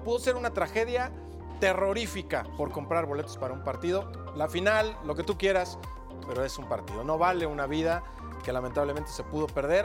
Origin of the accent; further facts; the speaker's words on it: Guadalajara, Jalisco, Mexico; yo como tapatío